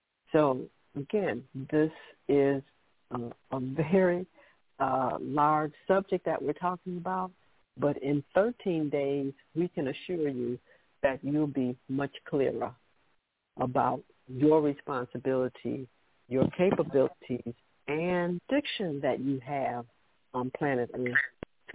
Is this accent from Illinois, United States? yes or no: yes; Chicago, Illinois, United States; I grew up there in Chicago